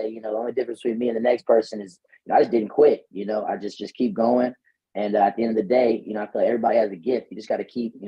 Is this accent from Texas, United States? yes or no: yes; Fort Worth, Texas, United States; moved away as an adult; now in Los Angeles, United States; I'm from Fort Worth, Texas, born and raised